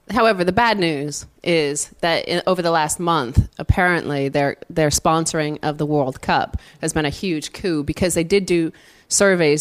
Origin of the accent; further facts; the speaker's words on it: Connecticut, United States; I'm from Connecticut.